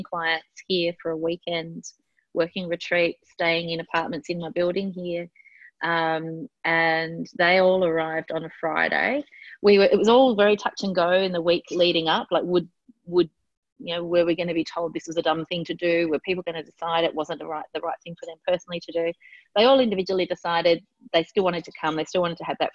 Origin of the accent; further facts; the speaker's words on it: Tasmania, Australia; now in Melbourne, Australia; my home state of Tasmania